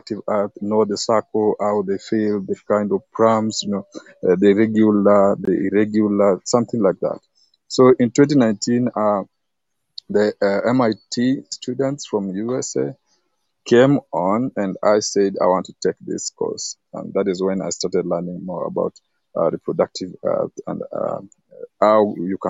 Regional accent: Kenya; I'm from Kenya.

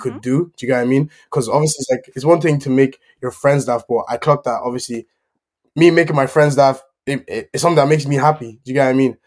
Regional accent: Ireland; also born or lived in Germany; obviously I I live in Ireland, so I grew up kind of in Ireland, but I was like I was born in Germany and moved to Ireland after like eight years or something like that.

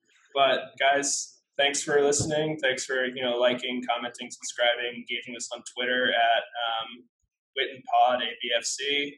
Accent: United States; No family ties here. I'm obviously from the States, as you can hear from my accent.

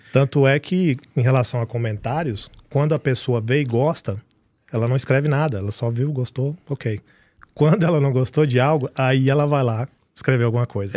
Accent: Piracanjuba, Goiás, Brazil; moved away as an adult; now in United States; eu sou de Piracanjuba

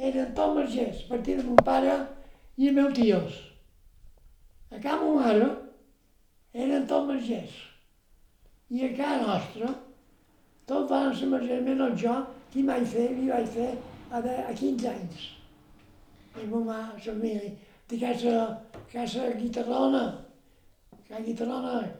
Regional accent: Bunyola, Balearic Islands, Spain; born there; el 2 d'agost del 22, vaig néixer a Bunyola.

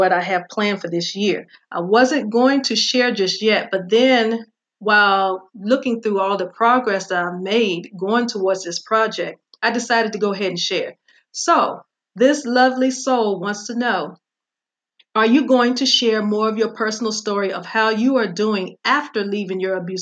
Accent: Virginia, United States; my hometown of Virginia

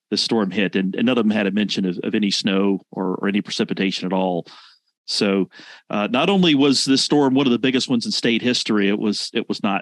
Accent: Rock Hill, South Carolina, United States; I grew up in Rock Hill, late 70s and the 80s.

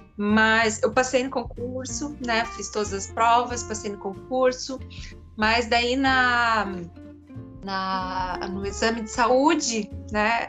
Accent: Curitiba, Paraná, Brazil; moved away as an adult; also born or lived in São José dos Campos; now in Germany; sou de Curitiba

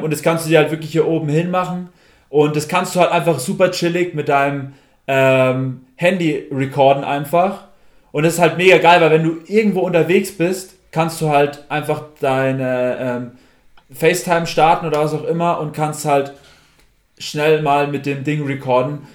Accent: Germany; wir vor allem als Deutsche

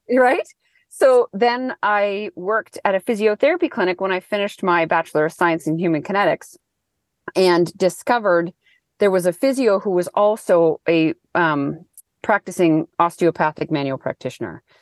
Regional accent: Thunder Bay, Ontario, Canada; now in Wellington, New Zealand; I'm from Thunder Bay area.

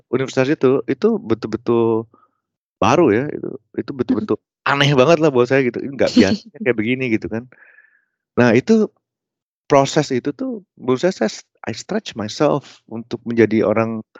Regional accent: Bandung, West Java, Indonesia; karena saya kuliahnya di Bandung saya orang Bandung gitu jadi saya

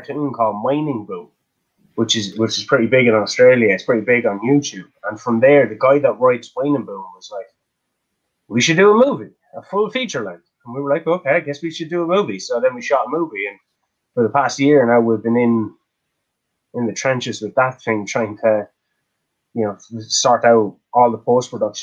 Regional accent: Kilkenny, County Kilkenny, Ireland; we're from Kilkenny.

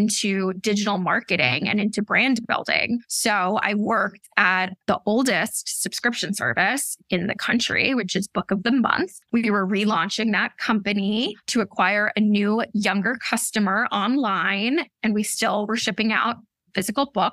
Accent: outside of Boston, Massachusetts, United States; moved away as an adult; also born or lived in Washington, D.C.; now in Brooklyn, New York, United States; I grew up outside of Boston

